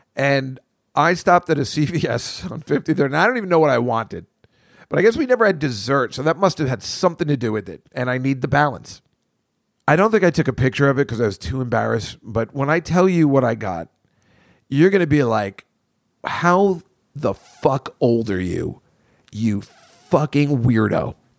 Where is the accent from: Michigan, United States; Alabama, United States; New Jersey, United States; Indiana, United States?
New Jersey, United States; moved away as an adult; now in New York City, United States; growing up in Jersey